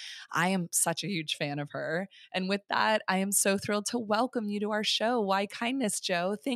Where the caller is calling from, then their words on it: St. Petersburg, Florida, United States; St. Petersburg.